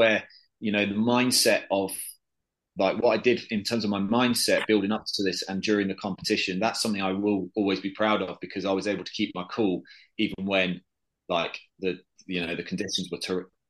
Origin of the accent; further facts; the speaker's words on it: United Kingdom; because I'm from Britain, I'm used to a little bit of rain.